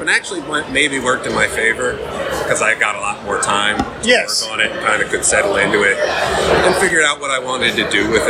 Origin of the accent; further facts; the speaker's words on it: Akron, Ohio, United States; I'm from Akron.